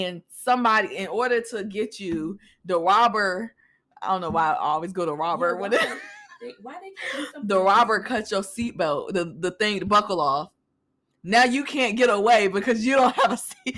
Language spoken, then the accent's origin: English; Boston, Massachusetts, United States; now in Virginia, United States; I was born in Boston, but I live in VA.